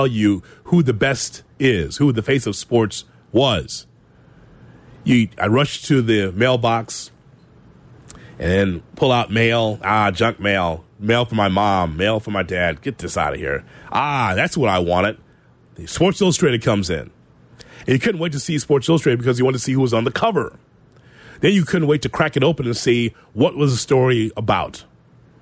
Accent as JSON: {"language": "English", "town": "Chicago", "region": "Illinois", "country": "United States", "tie": "born or raised there", "said": "I'm a Chicagoan. I'm a lifelong Southsider"}